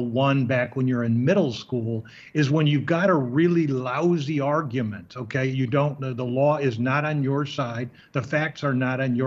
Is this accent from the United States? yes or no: yes; Chicago, Illinois, United States; I'm from Chicago